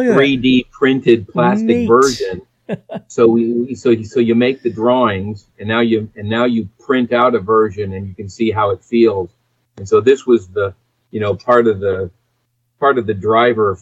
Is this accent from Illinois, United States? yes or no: no; San Diego, California, United States; growing up in San Diego, I was a diver